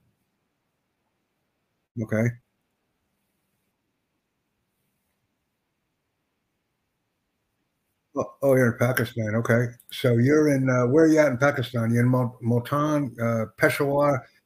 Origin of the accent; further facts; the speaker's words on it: United States; I'm from the United States